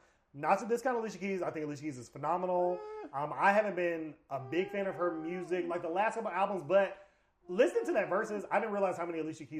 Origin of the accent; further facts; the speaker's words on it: the South, United States; I'm a nigga from down south.